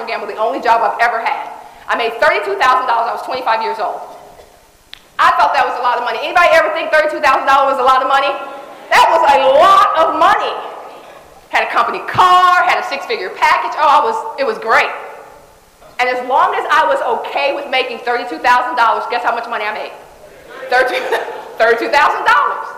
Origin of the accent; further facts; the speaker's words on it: Dallas, Texas, United States; I was born in Dallas Projects. I didn't live there, so I don't have a real, you know, big memory of what it was like to be there, but I heard it was fun. I heard it was great. Right, close knits, I mean, everybody's around, all that great stuff. We moved to a place called Oak Cliff when I was 3 years old.